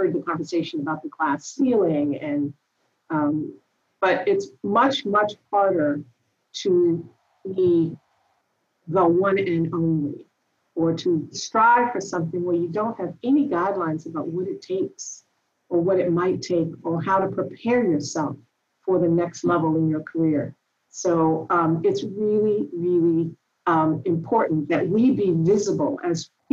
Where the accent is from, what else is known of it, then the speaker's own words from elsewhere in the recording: Washington, District of Columbia, United States; moved away; I grew up in Washington, D.C.